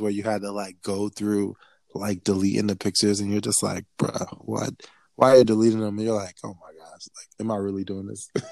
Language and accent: English; Liberia; me a Liberian